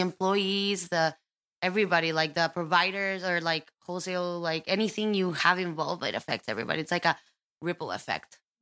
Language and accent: English; Costa Rica; moved away; I was born and raised in Costa Rica